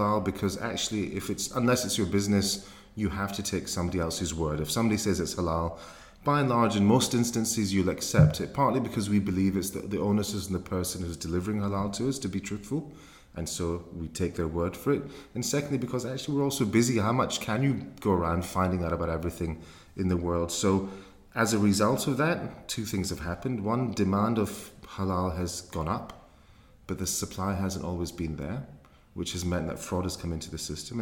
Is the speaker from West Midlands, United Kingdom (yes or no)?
no; Glasgow, Scotland, United Kingdom; moved away as an adult; now in London, United Kingdom; as a young man growing up in Glasgow